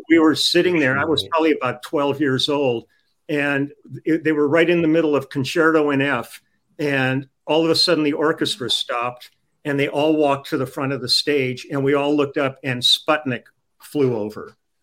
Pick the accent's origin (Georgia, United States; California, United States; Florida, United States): California, United States; Los Angeles; I grew up on the Sunset Strip